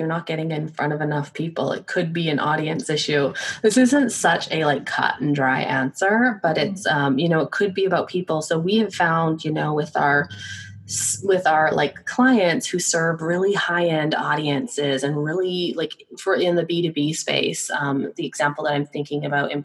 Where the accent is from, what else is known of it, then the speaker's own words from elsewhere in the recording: Victoria, British Columbia, Canada; I'm from Victoria, BC, up in Canada